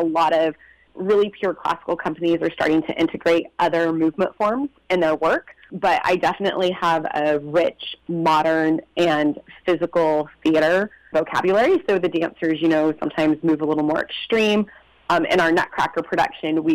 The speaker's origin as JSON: {"language": "English", "area": "Inland Empire", "region": "California", "country": "United States", "tie": "born or raised there", "also_born_or_lived": "London, United Kingdom", "moved": "as an adult", "said": "I was born and raised right here in the Inland Empire"}